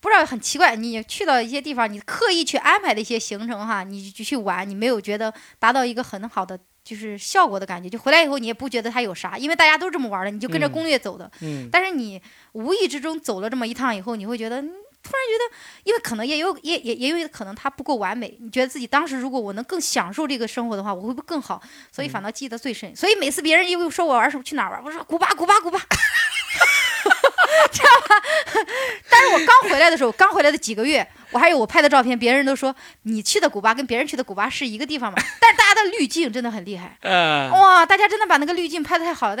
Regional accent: China; 但是人家觉得我他们没见过我中国人，他们觉得我跟他们玩不到一起，把我拒绝了，知道吧？

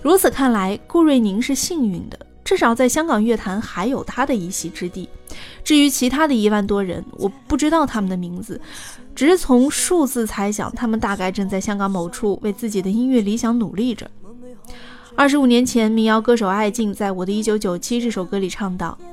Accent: Hangzhou, Zhejiang, China; moved away as an adult; now in Hong Kong, China; 我是杭州人，同属江南嘛

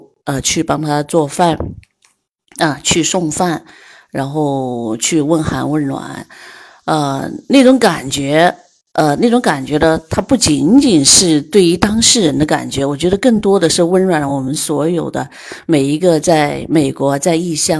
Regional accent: Changsha, Hunan, China; moved away as an adult; now in Atlanta, United States; 我的老家，我的家乡啊，湖南长沙。啊，我是一个典型的湘妹子啊，

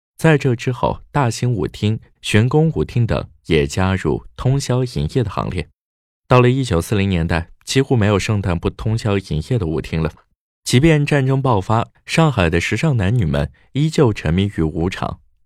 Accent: China; 我们中国人就是有办法

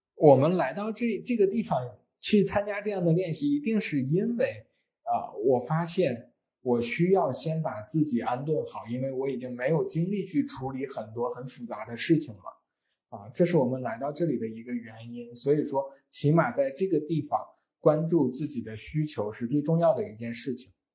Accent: China; 我们中国人

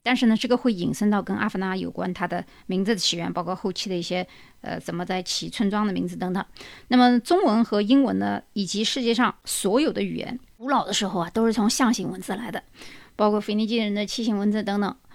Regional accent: China; 我们中国人

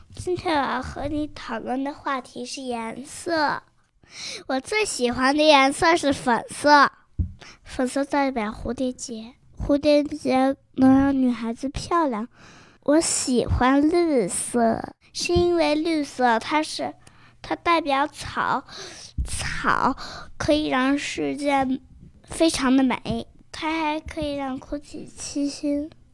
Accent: Beijing, China; 我来自约旦和中国。我的爸爸是约旦人，我的妈妈是北京人。我在北京生活。在新园幼儿园上大班。我五岁啦

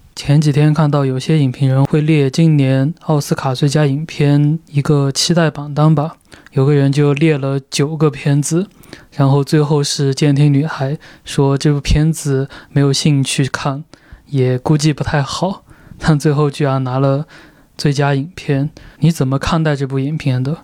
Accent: China; 我是一个中国人

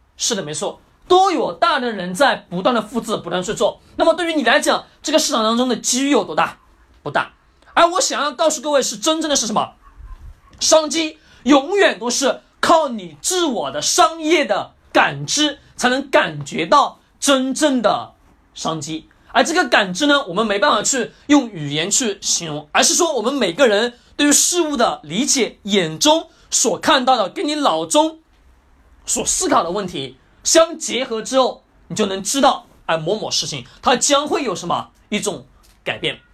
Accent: China; also born or lived in Shenzhen; 按照我们中国人的习惯

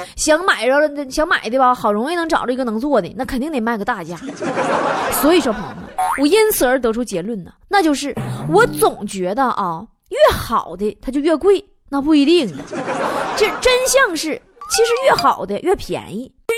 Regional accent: Northeast China, China; 我们东北人

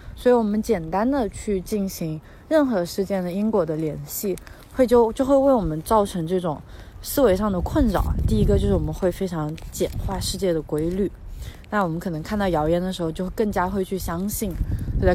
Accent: China; 我们在国内长大，在马克思主义 哲学环境下长大

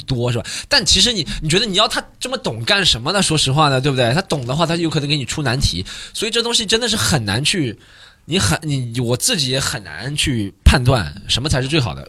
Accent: China; 都是我们中国人

